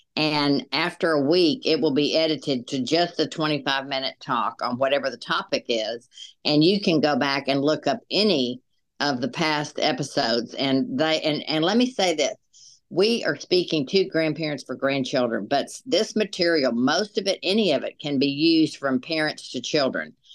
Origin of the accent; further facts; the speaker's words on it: Dallas, Texas, United States; moved away as an adult; now in Little Rock, United States; we both grew up in Dallas, Texas